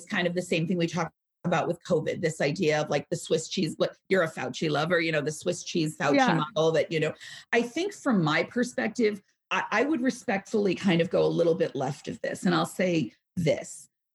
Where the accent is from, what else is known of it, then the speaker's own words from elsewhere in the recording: New York, United States; I'm from New York.